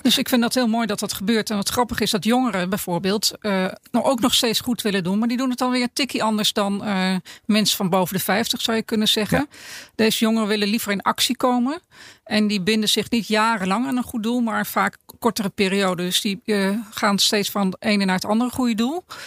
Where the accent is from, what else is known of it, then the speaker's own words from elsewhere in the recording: Netherlands; ons Nederlandje.